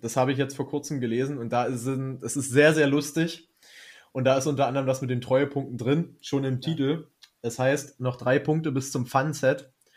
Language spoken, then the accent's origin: German; Germany; weil wir Deutsche sind